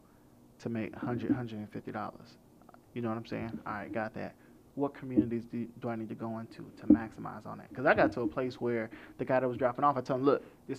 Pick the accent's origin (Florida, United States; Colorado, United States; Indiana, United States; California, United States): Florida, United States; Orlando; I grew up in Orlando, Florida